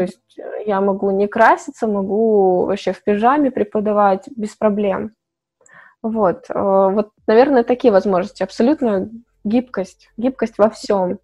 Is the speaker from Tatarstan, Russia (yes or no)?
no; Chelyabinsk, Chelyabinsk Oblast, Russia; moved away as an adult; also born or lived in Malaysia; когда я жила в Челябинске, я из Челябинска